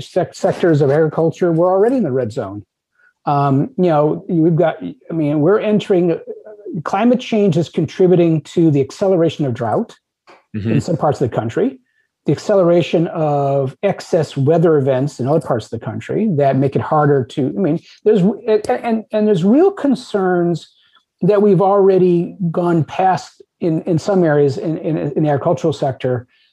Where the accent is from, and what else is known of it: United States